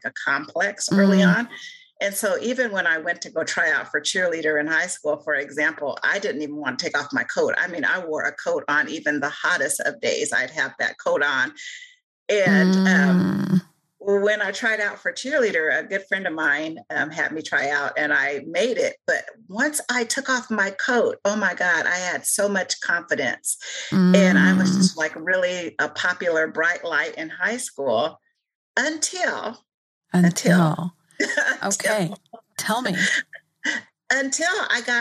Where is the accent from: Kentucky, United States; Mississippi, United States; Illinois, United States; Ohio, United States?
Illinois, United States; Joliet; now in Kokomo, United States; As a young girl, because I grew up in Juliet